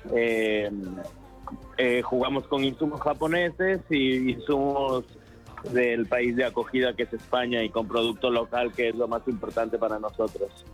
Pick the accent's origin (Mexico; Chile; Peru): Peru; now in Madrid, Spain; soy peruano